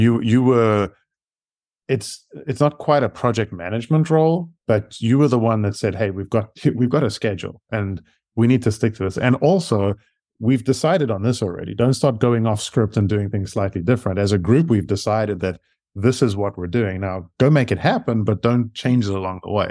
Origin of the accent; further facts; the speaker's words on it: South Africa; accent: South African; moved away as an adult; now in United States; I actually moved to the U S from South Africa. So that's where my accent comes from.